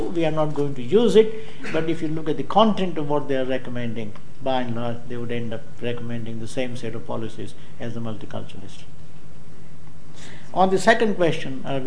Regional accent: India; now in Hull, United Kingdom; I happen to be an Indian

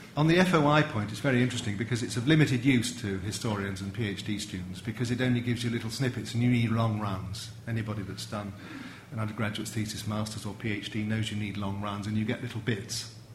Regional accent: England, United Kingdom; an Englishman brought up in the 50s

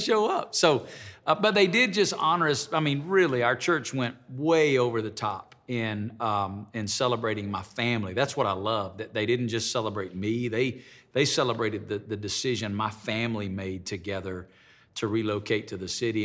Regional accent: Alabama, United States; moved away as an adult; now in Las Vegas, United States; where I grew up in Alabama

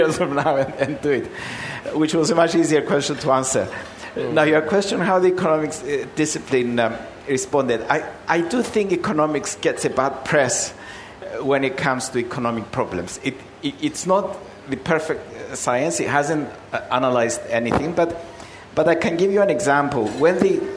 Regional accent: Nicosia, Cyprus; moved away as an adult; now in London, United Kingdom; I came from Cyprus to do a quick degree and go back and work in my father's shop in Nicosia

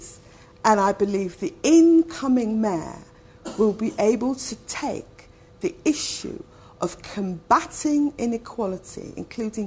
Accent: London, United Kingdom; born and brought up in London

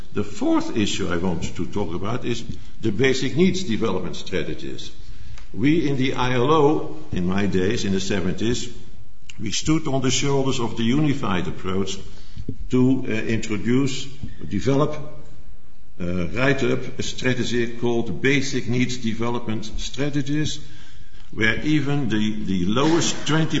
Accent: Netherlands; accent: Dutch; English is a second language; as you have heard from my accent, I am from the Netherlands

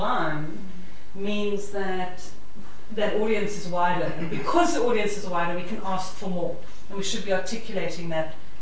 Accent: South Africa; accent: South African; You can hear I'm a South African

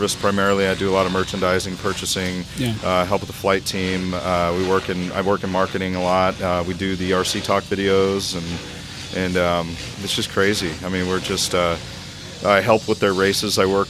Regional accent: Chico, California, United States; We're from Northern California, kind of out in the sticks. We're in Chico, California

